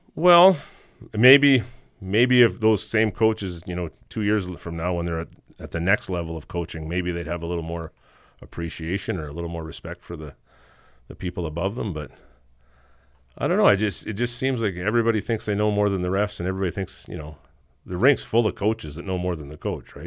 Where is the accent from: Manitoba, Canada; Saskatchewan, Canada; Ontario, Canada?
Saskatchewan, Canada; Simpson; moved away as an adult; now in Meadow Lake, Canada; still living back in my hometown, Simpson, Saskatchewan, an hour and a half southeast of Saskatoon.